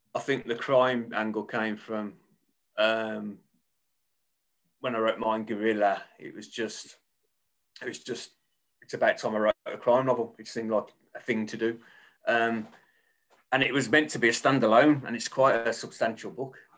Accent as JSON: {"language": "English", "town": "Birmingham", "region": "West Midlands", "country": "United Kingdom", "tie": "born or raised there", "accent": "Birmingham", "said": "You probably tell by my accent, I'm a, a Birmingham based author uh, born and bred."}